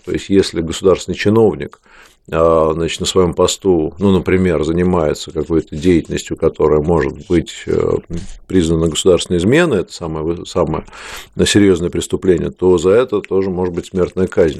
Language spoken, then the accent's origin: Russian; Saint Petersburg, Russia; мой родной город